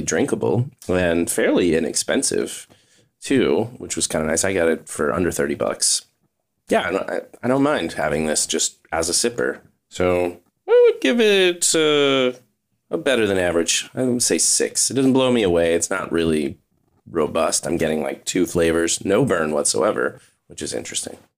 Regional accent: Kentucky, United States; I was born in Kentucky.

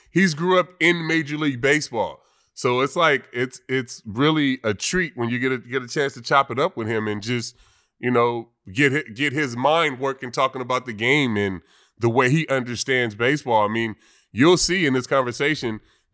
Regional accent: Bay Area, California, United States; I grew up in the Bay Area

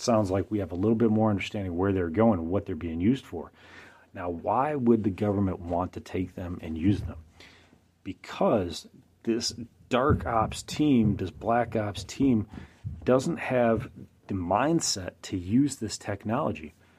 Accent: United States; I'm an American.

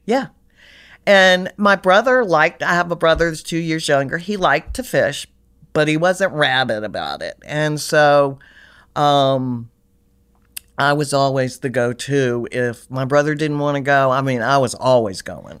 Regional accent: Richmond, Virginia, United States; moved away; I, I grew up in Richmond, Virginia

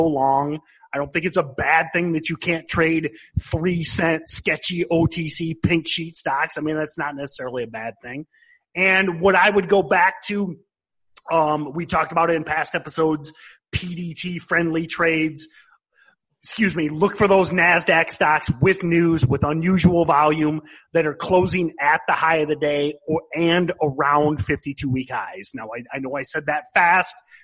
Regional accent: Midwest, United States; accent: Midwestern; my Midwestern accent

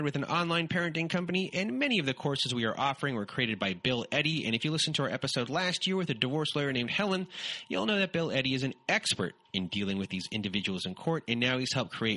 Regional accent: Canada

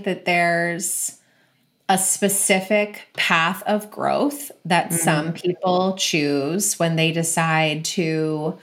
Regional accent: Boston, Massachusetts, United States; From Boston. Yep. From Boston.

